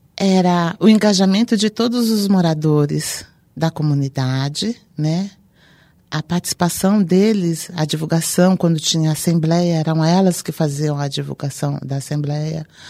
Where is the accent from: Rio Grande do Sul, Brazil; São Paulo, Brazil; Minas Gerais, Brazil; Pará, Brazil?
São Paulo, Brazil; vim também da periferia de São Paulo